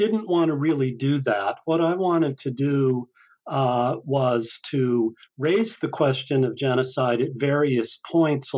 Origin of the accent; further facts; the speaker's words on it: Salt Lake City, Utah, United States; also born or lived in Iowa; now in Oregon, United States; I grew up in Salt Lake City, Utah